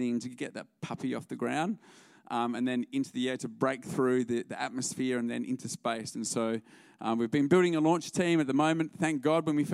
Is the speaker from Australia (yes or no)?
yes; Albany, Western Australia, Australia; moved away as an adult; now in Melbourne, Australia; We're originally from Albany